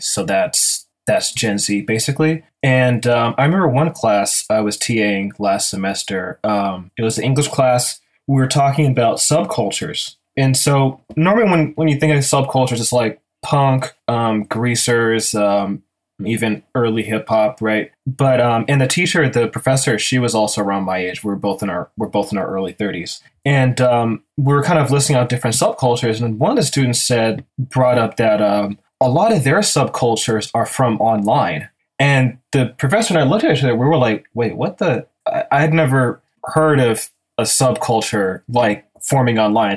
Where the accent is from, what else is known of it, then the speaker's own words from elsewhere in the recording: Pittsburg, California, United States; also born or lived in Oakland, California; I'm from the Bay Area, born and raised, born in Oakland, um, raised in Pittsburgh